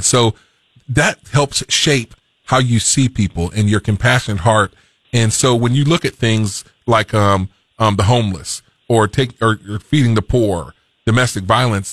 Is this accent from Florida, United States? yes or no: yes; Fort Pierce, Florida, United States; I'm from the South. I was born in Fort Pierce, Florida